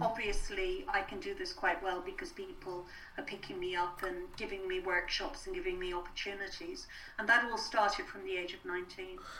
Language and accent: English; Ireland; being Irish